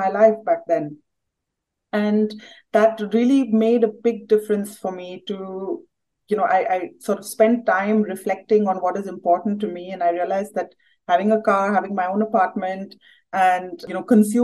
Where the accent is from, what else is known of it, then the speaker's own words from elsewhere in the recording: India; moved away as an adult; now in Berlin, Germany; growing up in India